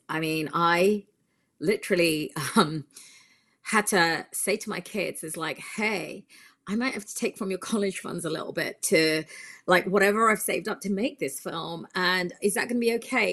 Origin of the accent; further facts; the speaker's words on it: United Kingdom; now in California, United States; I'm from the U K originally, that's where I was born, but I've lived here for a considerable amount of time now, and I'm American.